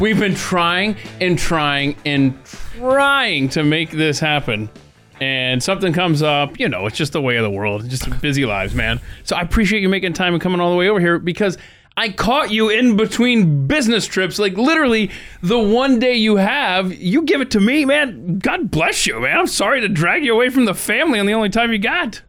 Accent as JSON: {"language": "English", "town": "Marietta", "region": "Georgia", "country": "United States", "tie": "born or raised there", "said": "my hometown of Marietta, Georgia"}